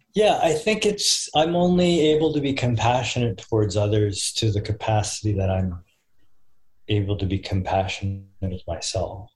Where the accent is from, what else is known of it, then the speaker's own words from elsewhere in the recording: Austin, Texas, United States; I'm from Austin.